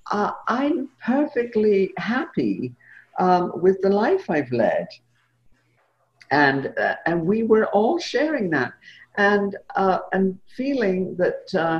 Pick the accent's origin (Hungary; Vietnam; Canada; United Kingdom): United Kingdom; England; when I was a kid growing up in England